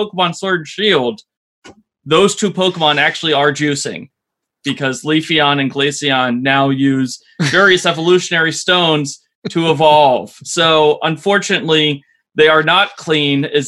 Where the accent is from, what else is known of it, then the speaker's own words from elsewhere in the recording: Columbus, Ohio, United States; my hometown, Columbus, Ohio